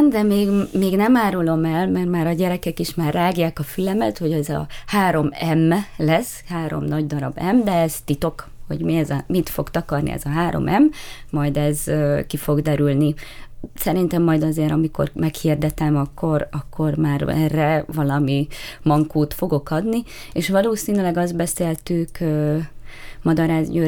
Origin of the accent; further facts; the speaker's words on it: Hajdúnánás, Hajdú-Bihar, Hungary; now in Miskolc, Hungary; hajdonánásról érkeztem, de már nyolcadik éve itt lakom Miskolcon, tehát már azt mondhatom, hogy már Miskolci vagyok, de egy picit visszanyúlni az alföldi gyökereimhez